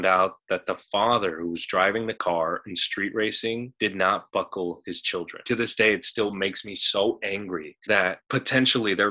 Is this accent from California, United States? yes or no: yes; San Fernando, California, United States; moved away; coming from the San Fernando Valley, because I come from San Fernando, which is this 2x2 mile little city.